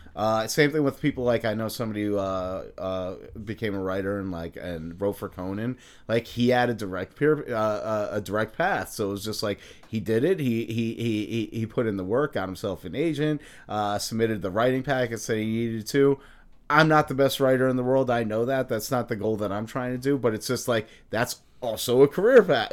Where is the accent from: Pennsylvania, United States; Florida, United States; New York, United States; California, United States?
New York, United States; I'm from New York